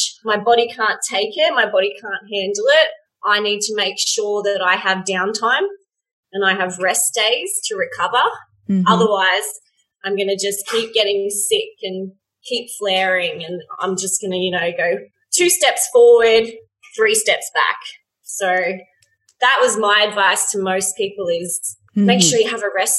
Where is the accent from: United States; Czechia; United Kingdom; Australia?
Australia; in Australia, we have rugby union and rugby league